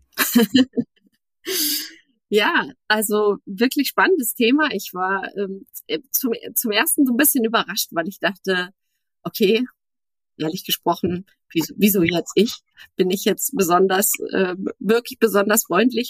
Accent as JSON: {"language": "German", "region": "Berlin", "country": "Germany", "tie": "born or raised there", "said": "in meiner Heimat Berlin"}